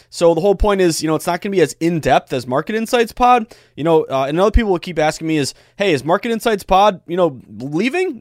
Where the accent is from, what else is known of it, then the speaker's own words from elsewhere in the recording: Western Massachusetts, United States; I'm reliving my uh, my youth there. Uh, 2005 Mount Greylock Mounties. Uh, we came in. we actually were the runner up in the Western Mass semifinal.